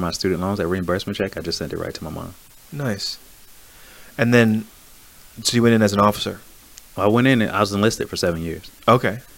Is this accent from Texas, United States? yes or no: no; Buffalo, New York, United States; From Buffalo, New York.